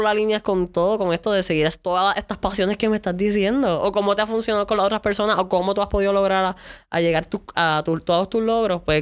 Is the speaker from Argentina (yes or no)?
no; San Lorenzo, Puerto Rico; yo soy de San Lorenzo y mi área es súper rural.